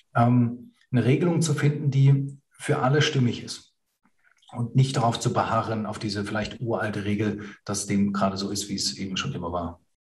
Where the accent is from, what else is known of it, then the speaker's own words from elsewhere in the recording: Germany; in der Nachkriegsgeneration bei uns in Deutschland